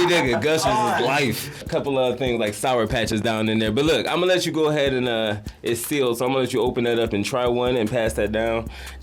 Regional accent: Detroit, Michigan, United States; I'm from Detroit. East High 7 Mile

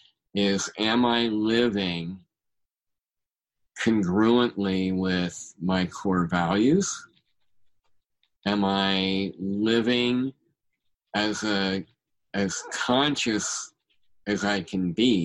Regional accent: Bay Area, California, United States; I grew up in the Bay Area

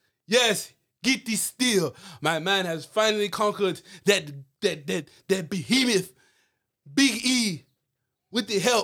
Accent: Nigeria; From Nigeria, I'm from Nigeria. As you could tell by my accent, I don't know if it's a little hard. It is. I am from Nigeria.

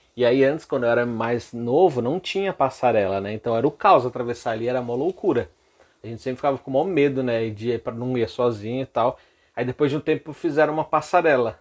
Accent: São Paulo, Brazil; eu nasci aqui em São Paulo mesmo

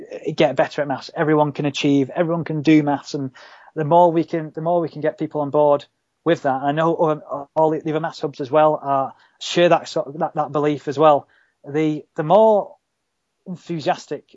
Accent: Halifax, Yorkshire and the Humber, United Kingdom; I'm from Halifax.

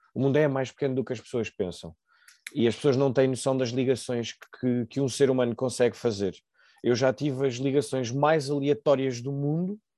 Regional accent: Lisbon, Portugal; also born or lived in Fribourg, Switzerland; eu cresci em Alvalade, sempre aqui fechado

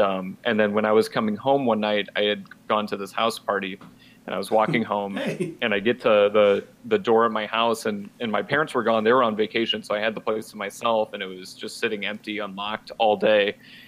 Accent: Walnut, United States; I was coming back to my hometown, which is Walnut, which is the town that we filmed in.

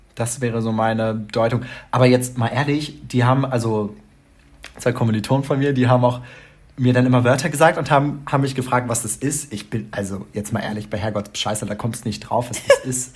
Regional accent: Hamelin, Lower Saxony, Germany; accent: Hochdeutsch; moved away; ich komme mhm. aus der Umgebung von Hannover, Hameln die Ecke

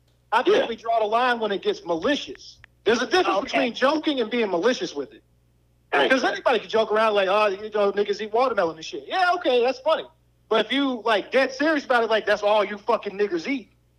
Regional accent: Lynchburg, Virginia, United States; also born or lived in New York; I'm from New York, but I grew up in Virginia.

